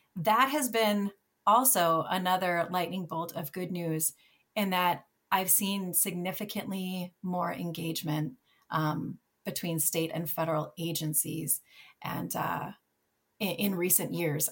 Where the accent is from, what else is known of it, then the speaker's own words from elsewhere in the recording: Minnesota, United States; moved away as an adult; also born or lived in Michigan; it was my home state